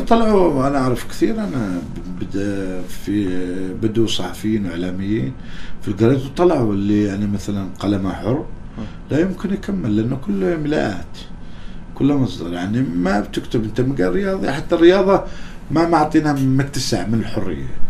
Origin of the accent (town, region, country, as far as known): Oman